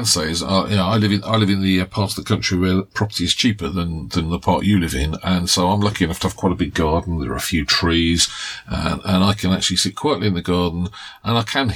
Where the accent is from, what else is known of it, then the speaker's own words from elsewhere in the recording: United Kingdom; we are British